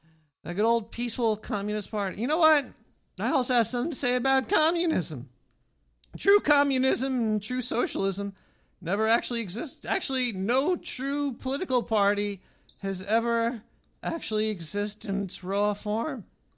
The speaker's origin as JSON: {"language": "English", "town": "Brooklyn", "region": "New York", "country": "United States", "tie": "born or raised there", "said": "Well, I'm definitely not African. I'm definitely from Brooklyn. Actually, it doesn't sound like that either, but I am, everybody. I was born here."}